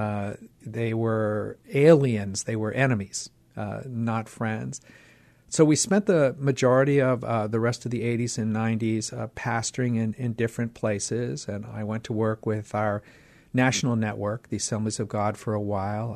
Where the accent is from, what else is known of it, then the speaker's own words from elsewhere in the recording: Pittsburgh, Pennsylvania, United States; moved away; I grew up in Pittsburgh, Pennsylvania